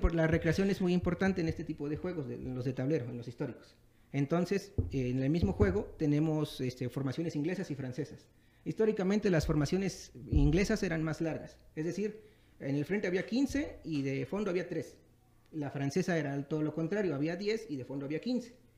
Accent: Nuevo Morelos, Veracruz, Mexico; moved away as an adult; now in Texcoco, Mexico; soy originario de Veracruz.

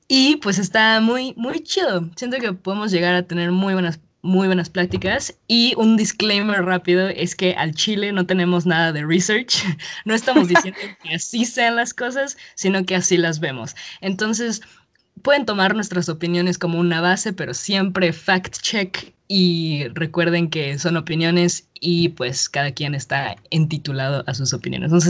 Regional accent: Mexico; me acuerdo de los primeros días que sabía que había llegado como una mexicana nueva

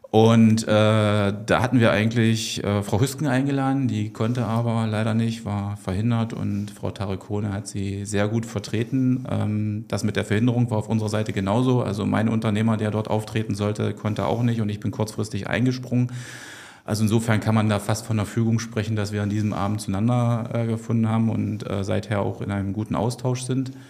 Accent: East Germany, Germany; ich bin, bin ich auch ein bisschen stolz drauf, ein Kind der DDR, also 1974 geboren.

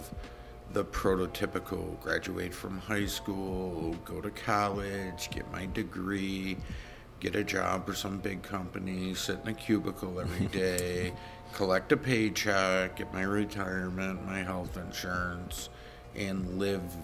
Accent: Rochester, New York, United States; I grew up in Rochester, New York, in West Aranaquite, went to West Aranaquite High School.

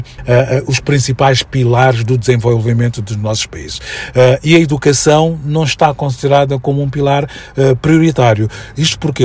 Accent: Mozambique; now in Portugal; a casa da minha avó, se quiseres, é o ponto de referência que eu tenho na infância vivida em Moçambique

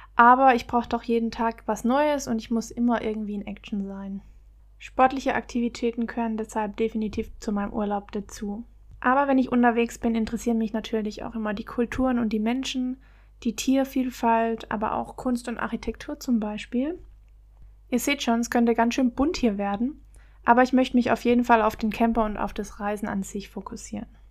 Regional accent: Baden-Württemberg, Germany; moved away as an adult; also born or lived in Bavaria / Palatinate, Rhineland-Palatinate; now in Rhineland-Palatinate, Germany; Ursprünglich komme ich aber eigentlich aus Bayern, aber bin in Baden-Württemberg aufgewachsen

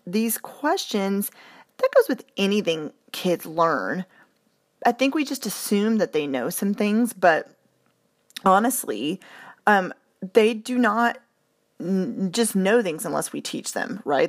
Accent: United States

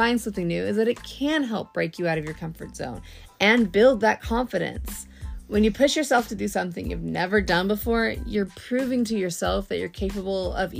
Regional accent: Texas, United States; we're from Texas

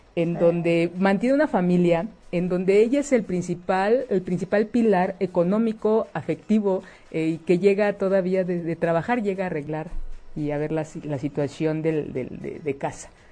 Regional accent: Mexico; como mexicanas

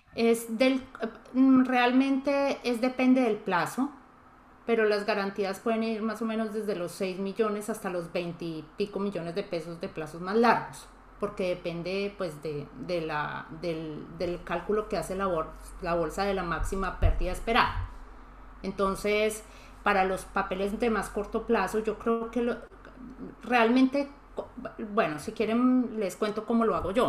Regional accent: Colombia; como los colombianos no lo vemos tan grande

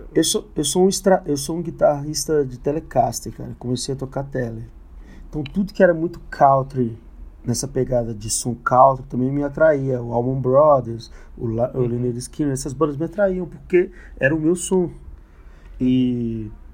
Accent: Ceilândia, Federal District, Brazil; also born or lived in Taguatinga; eu cresci na Ceilândia, né? Mas uhum. eu estudei a vida inteira no SESI em Taguatinga

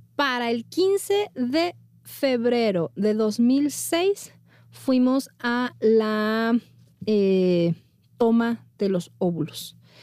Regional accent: Monterrey, Nuevo León, Mexico; moved away as an adult; now in Mexico City, Mexico; como niña bien de Monterrey

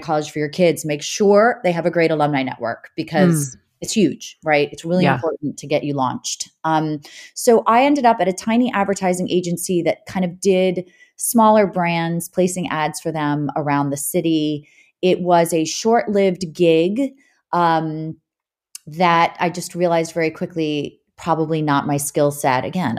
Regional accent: Frederick, Maryland, United States; We grew up in Western Maryland, a small town called Frederick, Maryland, which is fairly rural.

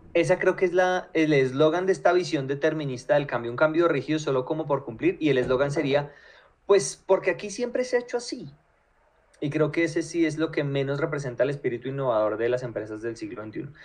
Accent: Colombia; a los colombianos

